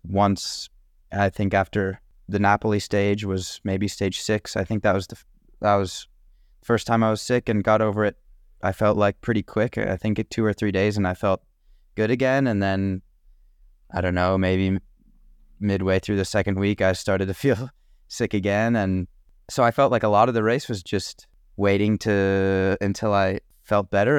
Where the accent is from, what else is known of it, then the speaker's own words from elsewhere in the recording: Tucson, Arizona, United States; I'm from Tucson